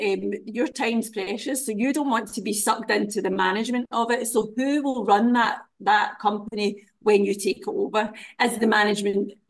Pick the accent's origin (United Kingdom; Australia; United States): United Kingdom; Glasgow, Scotland; moved away as an adult; also born or lived in Dundee, Scotland; now in Dubai, United Arab Emirates; I was born in Glasgow, but I lived in Dundee with my husband